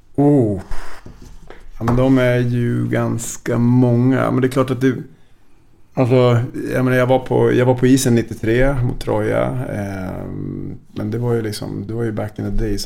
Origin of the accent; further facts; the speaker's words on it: Vännäsby, Västerbotten County, Sweden; also born or lived in Umeå; now in Stockholm, Sweden; jag är ju från Vännäsby egentligen.